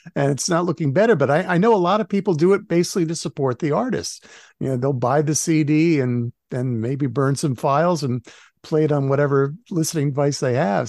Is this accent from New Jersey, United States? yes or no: yes; New Jersey, United States; I grew up in New Jersey